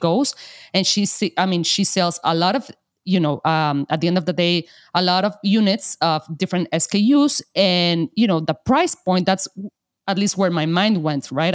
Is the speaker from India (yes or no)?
no; Mexico; I'm from Mexico. And of course, there are a ton of artisans here in Mexico